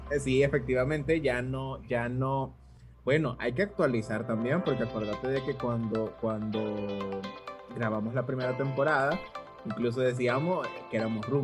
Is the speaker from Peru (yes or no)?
no; Santa Ana, El Salvador; es de mi tierra Ciudad Morena